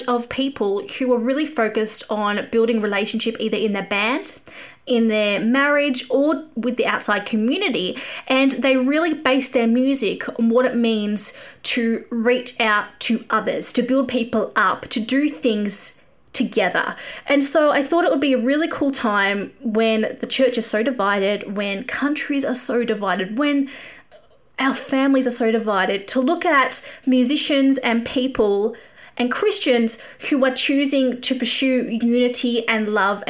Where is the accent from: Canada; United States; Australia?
Australia; accent: Australian; my Australian accent